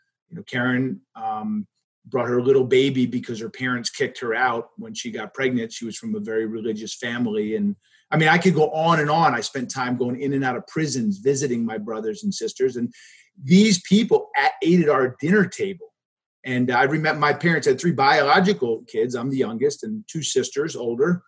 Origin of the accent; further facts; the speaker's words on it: Hartwick, New York, United States; also born or lived in Philadelphia, Pennsylvania; now in St. Albans, Vermont, United States; I was a kid from Hartwick too, which is the town I was from. I wasn't from Cooperstown.